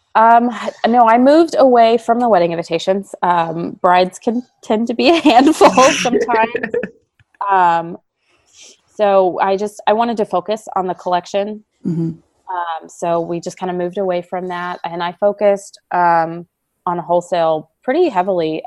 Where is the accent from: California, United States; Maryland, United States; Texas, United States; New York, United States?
Texas, United States; moved away as an adult; also born or lived in Savannah, Georgia; now in San Antonio, United States; I'm originally from Texas